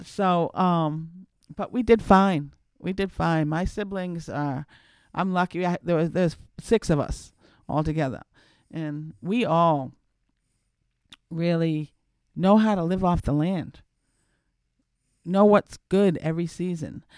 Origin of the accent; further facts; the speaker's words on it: Cape Cod, Massachusetts, United States; moved away; I'm from Cape Cod.